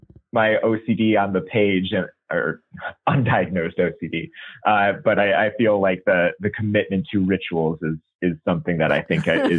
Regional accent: DeKalb, Illinois, United States; moved away; also born or lived in Maryland; I got to know Tom and Diana while I was living out in Maryland, but I'm actually originally from DeKalb, Illinois, which is a little city in the middle of Illinois, a bunch of cornfields that nobody's ever heard

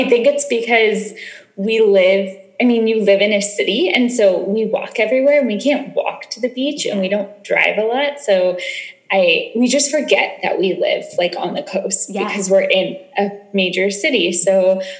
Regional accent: San Francisco Bay Area, California, United States; We were both born and raised in the Bay Area, left for college and grad school, and then came back and moved into the city

